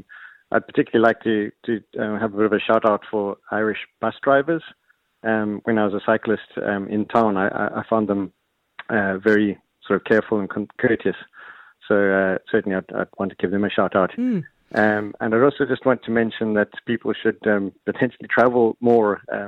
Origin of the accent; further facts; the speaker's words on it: Cape Town, Western Cape, South Africa; now in Ireland; I'm from South Africa.